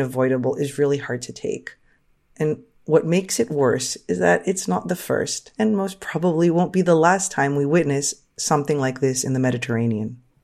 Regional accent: United States; as an American and an American history major

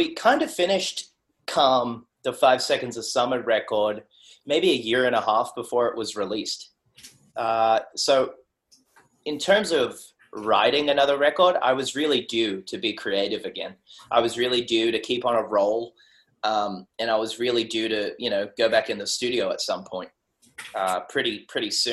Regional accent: Sydney, New South Wales, Australia; I'm a kid from Western Sydney. I grew up in South Windsor, 2756

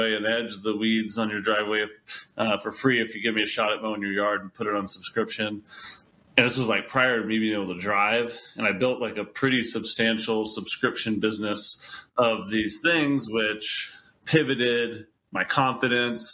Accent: Georgia, United States; now in Boulder, United States; I grew up in Georgia.

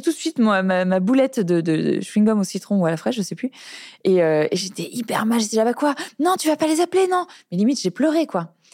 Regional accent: Cosne-sur-Loire, Bourgogne-Franche-Comté, France; moved away; je suis née à Cône-sur-Loire, mon père habite toujours là-bas

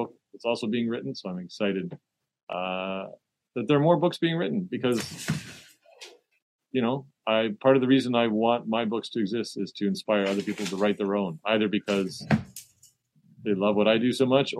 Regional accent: Toronto, Ontario, Canada; As a Torontonian

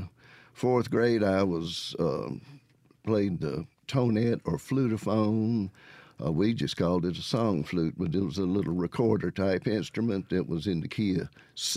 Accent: Florence, Mississippi, United States; also born or lived in Jackson, Mississippi / Atlanta; I was born in Jackson and lived in the city for just my first 4 years, and then moved to the country just south of Florence

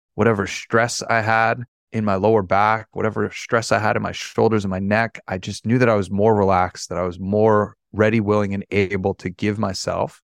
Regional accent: New York City, New York, United States; I'm born and raised in New York

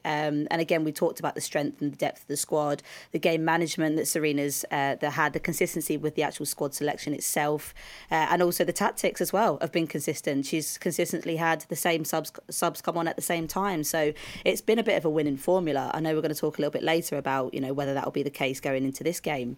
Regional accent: United Kingdom; we're British

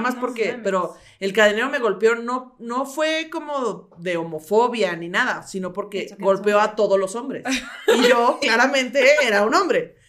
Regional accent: Mexico City, Mexico; born or raised there; also born or lived in Coacalco, State of Mexico

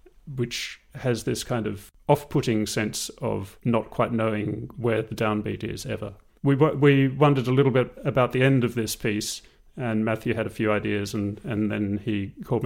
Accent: Tasmania, Australia; moved away as an adult; also born or lived in Melbourne, Australia; now in London, United Kingdom; I'm Australian. I grew up in Tasmania and I studied in Melbourne. And I moved to London in 2000.

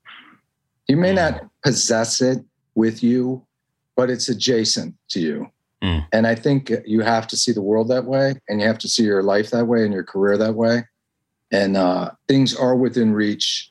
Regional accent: Evanston, Illinois, United States; moved away; also born or lived in New York; I'm from Evanston, Illinois

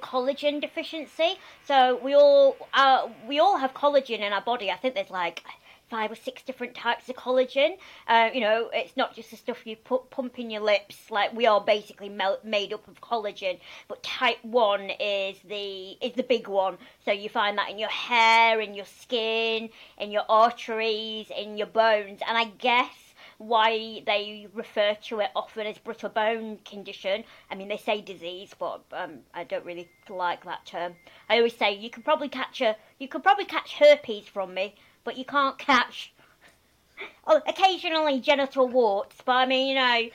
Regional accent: Lancashire, North West England, United Kingdom; accent: Northern; also born or lived in Germany; I'm from Lancashire, and already after like 5 minutes of all speaking together, I've got proper Northern

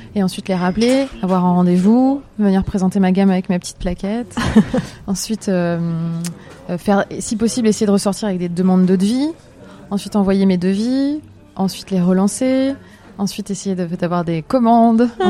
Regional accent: Metz, Grand Est, France; je suis native euh, de Metz, en Lorraine

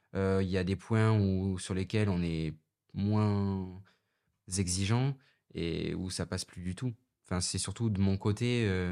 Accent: Dax, Nouvelle-Aquitaine, France; born or raised there; moved away as an adult

